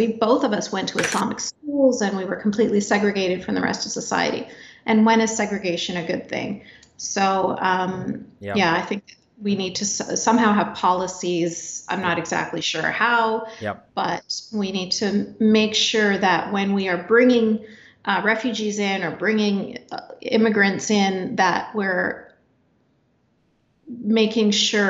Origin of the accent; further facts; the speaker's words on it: Canada; even though I was born and raised in Canada